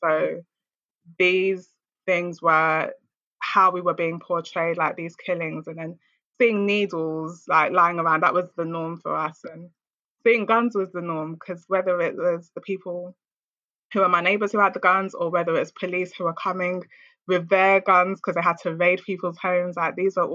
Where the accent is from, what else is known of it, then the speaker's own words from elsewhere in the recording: London, United Kingdom; I grew up in Lewisham Borough in a ward called Catford on an estate called Milford Towers